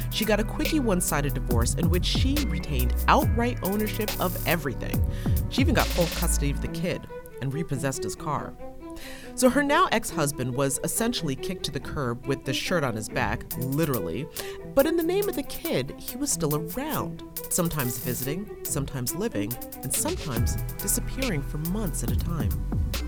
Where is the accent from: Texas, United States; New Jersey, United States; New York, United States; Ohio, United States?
New York, United States; Hudson Valley; Where I'm from and I live is in the Hudson Valley